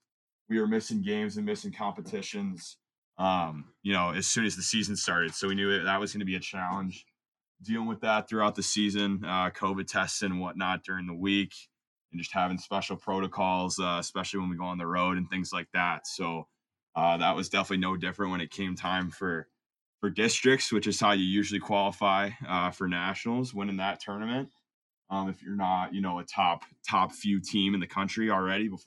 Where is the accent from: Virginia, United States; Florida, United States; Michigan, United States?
Michigan, United States; Grand Rapids; now in Culver, United States; I'm from Grand Rapids, Michigan